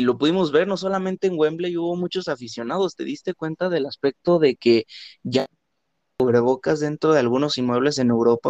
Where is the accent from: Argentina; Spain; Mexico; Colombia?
Mexico; los mexicanos que vivimos acá en México